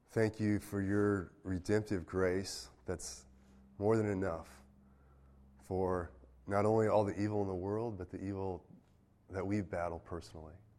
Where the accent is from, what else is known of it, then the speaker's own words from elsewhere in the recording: United States; I'm an American.